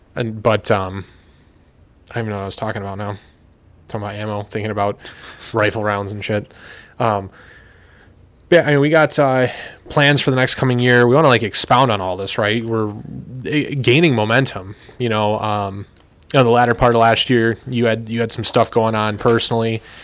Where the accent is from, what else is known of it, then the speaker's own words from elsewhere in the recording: United States; as an American